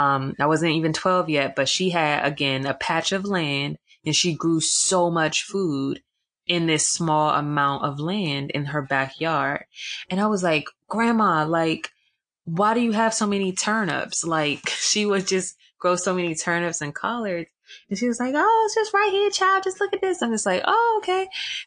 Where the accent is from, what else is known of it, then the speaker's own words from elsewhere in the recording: Atlanta, Georgia, United States; So a part of my upbringing, I grew up in Atlanta.